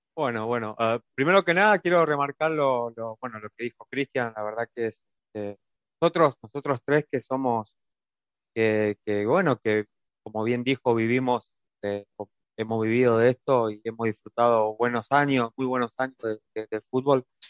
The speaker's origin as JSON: {"language": "Spanish", "country": "Argentina", "moved": "as an adult", "lives_now": "Bratislava, Slovakia", "said": "soy una persona argentina"}